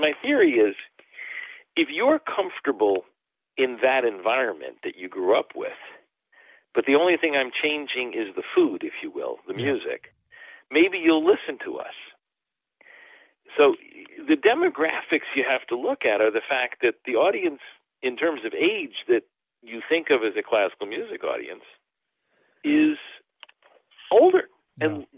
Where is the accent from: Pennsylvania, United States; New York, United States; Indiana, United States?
New York, United States; I grew up in New York.